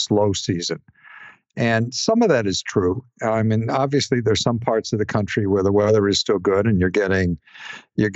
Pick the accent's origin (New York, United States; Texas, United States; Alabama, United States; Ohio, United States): Ohio, United States; now in Florida, United States; I grew up in Ohio